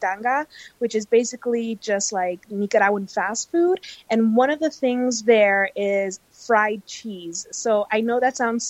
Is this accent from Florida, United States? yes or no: yes; Miami, Florida, United States; now in Salt Lake City, United States; I was born and raised in Miami.